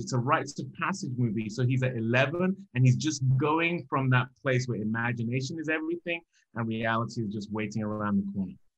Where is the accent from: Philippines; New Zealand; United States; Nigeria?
Nigeria; growing up in Nigeria